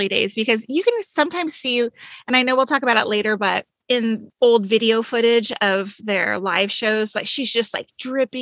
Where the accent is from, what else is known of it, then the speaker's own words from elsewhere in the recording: Anaheim, California, United States; An Anaheim girl. I grew up in Anaheim